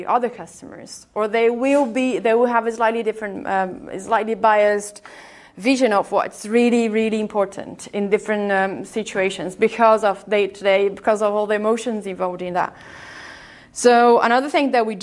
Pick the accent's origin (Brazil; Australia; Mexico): Brazil; accent: Brazilian; English is a second language; moved away; I'm Brazilian, by the way, if you haven't noticed my accent.